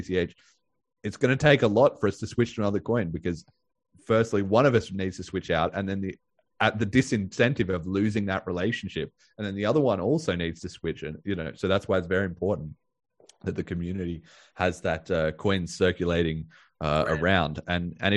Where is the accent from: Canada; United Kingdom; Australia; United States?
Australia; I'm Australian